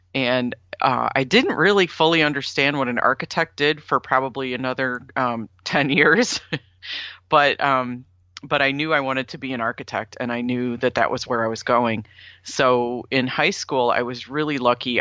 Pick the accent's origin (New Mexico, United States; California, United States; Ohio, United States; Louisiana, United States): Ohio, United States; Sandusky; also born or lived in Florida; now in Ann Arbor, United States; my hometown is Sandusky, Ohio